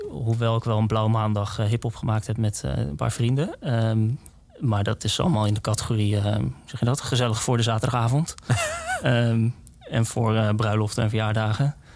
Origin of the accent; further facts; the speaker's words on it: Woerden, Utrecht, Netherlands; ik kom uit Woerden.